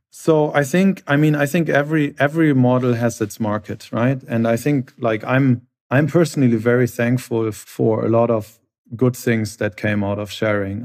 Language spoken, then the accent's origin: English; Hamburg, Germany; I'm from Hamburg originally. We share the same hometown